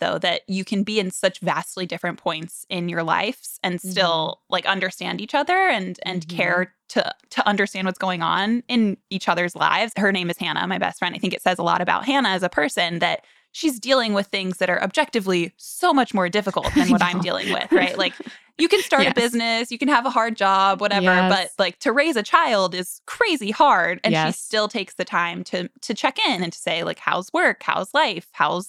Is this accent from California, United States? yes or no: no; Florida, United States; moved away; I'm from Florida. We grew up as neighbors.